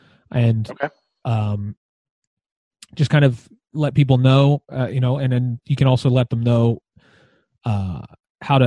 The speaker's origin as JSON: {"language": "English", "town": "Philadelphia", "region": "Pennsylvania", "country": "United States", "tie": "born or raised there", "also_born_or_lived": "Lansdale, Pennsylvania", "moved": "yes", "lives_now": "Royersford, United States", "said": "I grew up in Philadelphia, and I grew up at the Calvary Chapel of Philadelphia"}